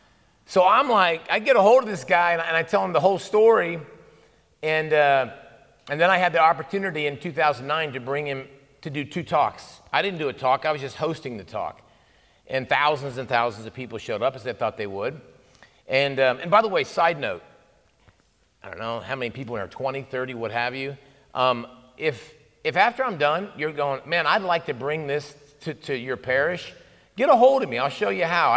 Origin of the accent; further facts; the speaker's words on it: Ohio, United States; moved away as an adult; now in Texas, United States; I grew up in Ohio. I've been in Texas for 20 plus years